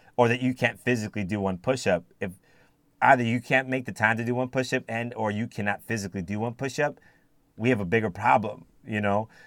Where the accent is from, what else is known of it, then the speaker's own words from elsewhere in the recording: United States; also born or lived in Cayman Islands / Jamaica; being born in the United States and raised in the United States primarily, um, as an African American